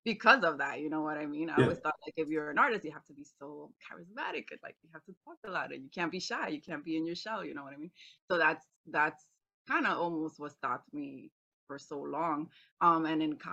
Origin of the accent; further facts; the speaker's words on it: New York City, New York, United States; I'm Dominican. I was raised here in the Bronx, New York, the boogie down Bronx